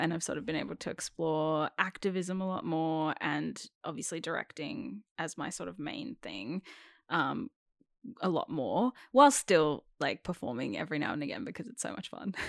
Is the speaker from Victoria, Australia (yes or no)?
yes; Melbourne, Victoria, Australia; first language English; I was born in Melbourne